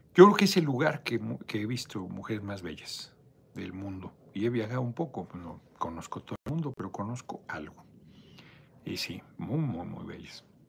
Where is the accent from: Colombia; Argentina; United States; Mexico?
Mexico; yo soy mexicano